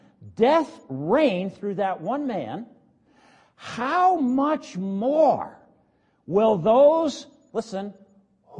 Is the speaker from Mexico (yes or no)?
no; United States; as Americans